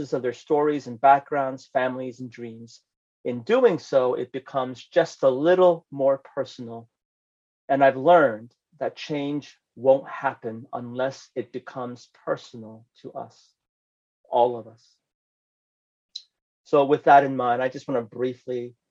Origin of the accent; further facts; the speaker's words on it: San Francisco, California, United States; moved away as an adult; also born or lived in New Jersey; I grew up in San Francisco